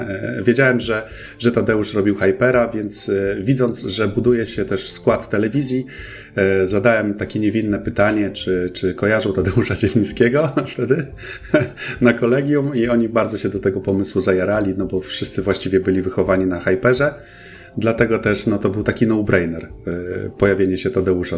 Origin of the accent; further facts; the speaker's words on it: Olsztyn, Warmian-Masurian Voivodeship, Poland; moved away as an adult; also born or lived in Toruń; pochodzę oryginalnie z Olsztyna i zaraz po maturze, no około wieku tak w wieku 19-20 pewnie lat wyjechałem e, ze swojego rodzinnego miasta.